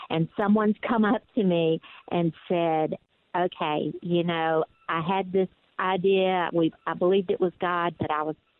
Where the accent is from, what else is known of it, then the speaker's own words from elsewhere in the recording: Deep South, United States; accent: deep south; you could tell from my accent that I am from the deep, deep, deep south